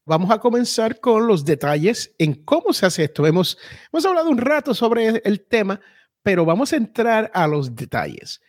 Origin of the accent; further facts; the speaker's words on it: United States; aquí en la gran nación norteamericana donde yo nací